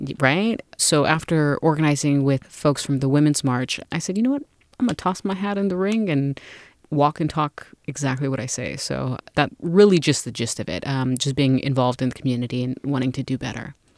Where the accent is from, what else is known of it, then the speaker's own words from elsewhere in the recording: United States; being born and raised in the United States and growing up in foster care